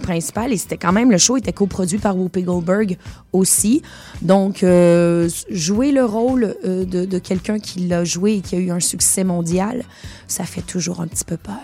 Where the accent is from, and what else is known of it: Montreal, Quebec, Canada; born or raised there; accent: Québécois; moved away as an adult; also born or lived in Venezuela / United States; now in France